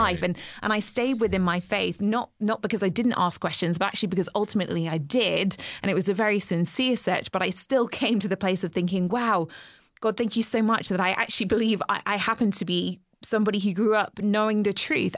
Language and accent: English; England, United Kingdom; moved away as an adult; now in Georgia, United States; growing up in England